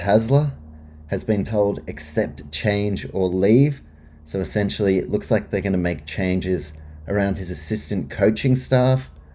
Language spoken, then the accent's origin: English; New Zealand; as a Kiwi